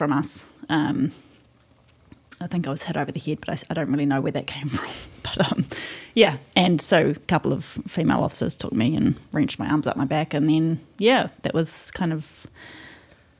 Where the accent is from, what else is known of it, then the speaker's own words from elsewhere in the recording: Hokianga, Northland, New Zealand; I'm from Hokianga